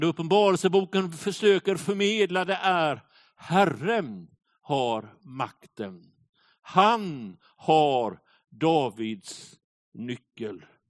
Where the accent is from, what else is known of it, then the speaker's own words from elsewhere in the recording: Småland, Sweden; Jag brukar ju säga att jag är smålänning